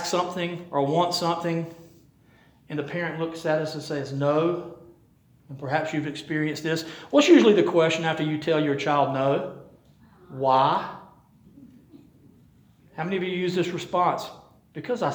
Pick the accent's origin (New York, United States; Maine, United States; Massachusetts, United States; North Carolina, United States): North Carolina, United States; Rocky Mount; we're from Rocky Mount